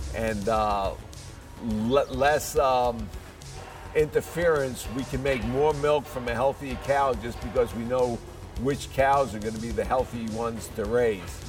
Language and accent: English; New York City, New York, United States; moved away as an adult; also born or lived in Ithaca, New York / Florida; now in Montezuma, Georgia, United States; I'm from the Bronx in New York City